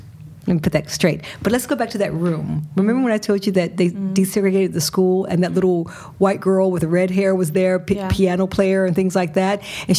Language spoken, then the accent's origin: English; Richmond, Virginia, United States; moved away as an adult; also born or lived in Massachusetts; now in Sweden; I grew up in Richmond, Virginia. Tobaccos, pigs, cotton, slavery.